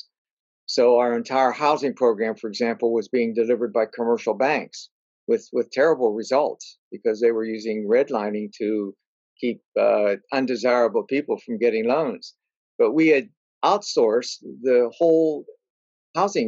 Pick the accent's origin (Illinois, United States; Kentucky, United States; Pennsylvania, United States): Pennsylvania, United States; Pittsburgh; moved away as an adult; I grew up in Pittsburgh, Pennsylvania